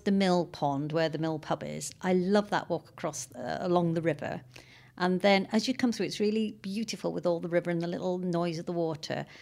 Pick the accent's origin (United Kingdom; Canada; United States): United Kingdom; North Wales; now in Cambridge, United Kingdom; I'm from Wales. I'm from North Wales originally